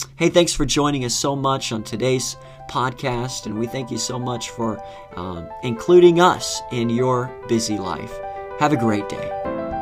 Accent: Florida, United States; moved away as an adult; now in Northern Virginia, United States; growing up in Florida

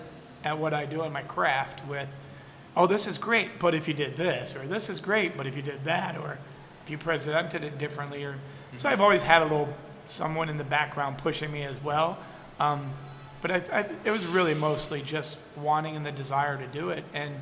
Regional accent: Tennessee, United States; born there; So as a kid growing up, I was born in Tennessee, and every year we lived in three cities.

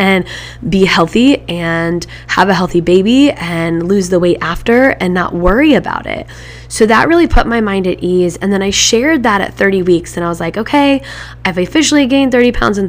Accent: Midwest, United States; growing up in the Midwest

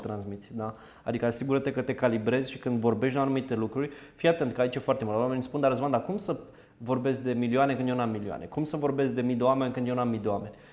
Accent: Zimnicea, Teleorman County, Romania; sunt din Zimnicea, cel mai sudic oraș al României

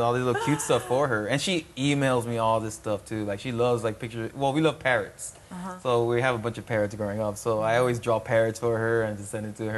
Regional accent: Miami, Florida, United States; growing up in Miami

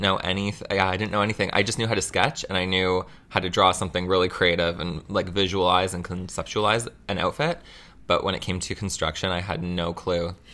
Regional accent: Mississauga, Ontario, Canada; I was born in Mississauga

